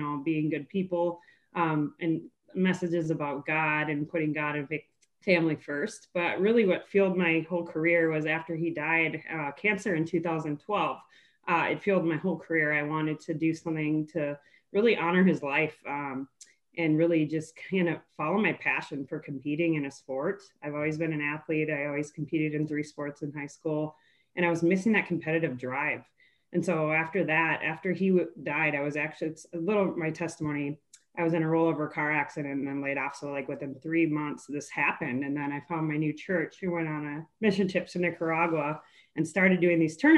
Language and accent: English; Minnesota, United States; I'm from Minnesota. I born and raised here in Great Lakes, 10,000 Lakes.